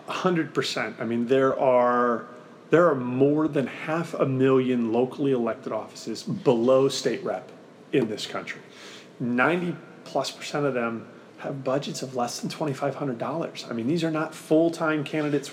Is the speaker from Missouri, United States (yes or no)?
yes; Missouri, United States; Missouri, my, my home state